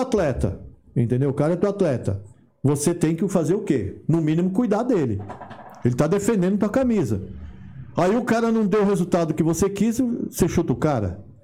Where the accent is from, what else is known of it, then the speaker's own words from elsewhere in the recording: Brazil; moved away as an adult; also born or lived in Los Angeles, United States; saí no Brasil em 93. Quando eu saí do Brasil, eu já tava com mais de 30 anos.